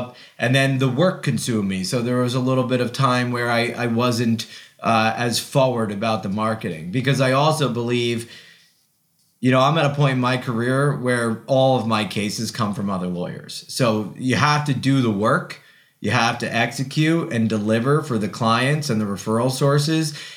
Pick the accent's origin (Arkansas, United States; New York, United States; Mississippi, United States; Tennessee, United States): New York, United States; Ulster County; I returned to my hometown after college and law school